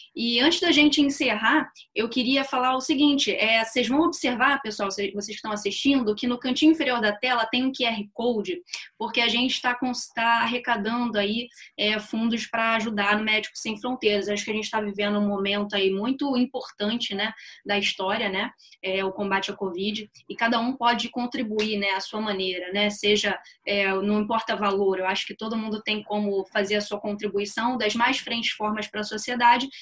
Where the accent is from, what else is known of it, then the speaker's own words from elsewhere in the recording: Rio de Janeiro, Brazil; eu formei na UFRJ, né, aqui no Rio, sou do Rio